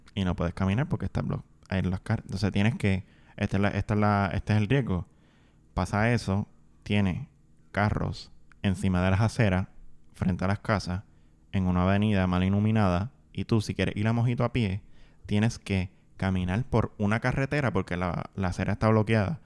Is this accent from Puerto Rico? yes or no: yes; Puerto Rico; yo me crié ahí en el Caserío Monterrey